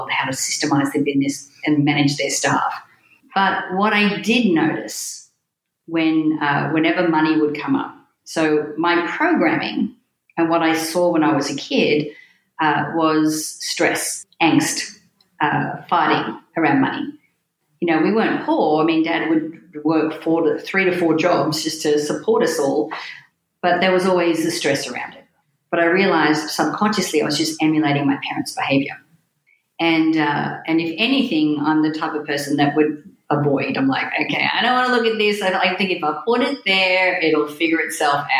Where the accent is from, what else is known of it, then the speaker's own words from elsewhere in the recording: New South Wales, Australia; moved away as an adult; also born or lived in Sydney, Australia; When I was 18, I left my hometown and moved to Sydney in Australia, which was the big city near me.